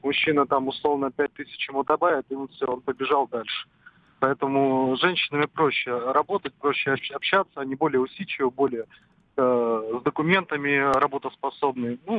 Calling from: Saratov, Saratov Oblast, Russia; Да, я из Саратова.

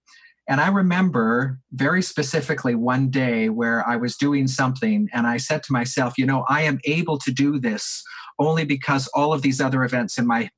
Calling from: Calgary, Alberta, Canada; A local imam here, I'm calling from Calgary, a local imam here says

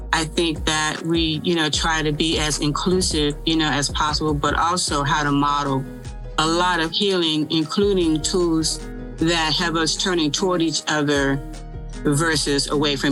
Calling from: Durham, North Carolina, United States; I am calling in from the great state of North Carolina in the city of Durham

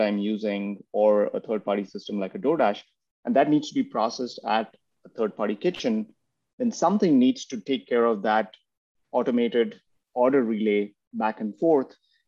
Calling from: Pune, Maharashtra, India; I'm in a city called Pune in India. It's about 100 miles from Mumbai.

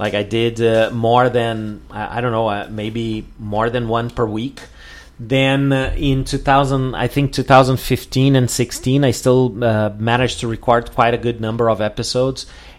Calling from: Porto Alegre, Rio Grande do Sul, Brazil

